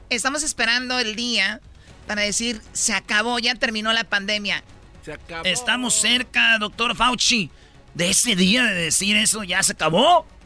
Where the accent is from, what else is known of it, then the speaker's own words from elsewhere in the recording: Mexico; somos los latinos mexicanos los que más nos pegó.